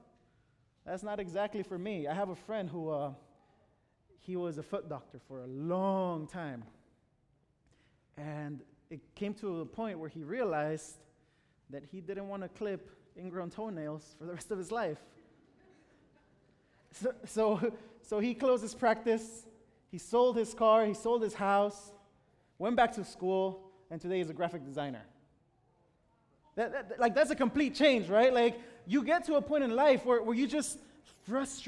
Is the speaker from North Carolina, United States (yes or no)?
no; Chicago, Illinois, United States; English is a second language; moved away as an adult; now in Washington, United States; I'm originally from Chicago. My parents live in Chicago